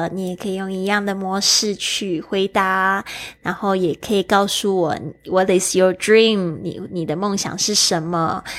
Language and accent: Chinese; Switzerland; I come from Switzerland。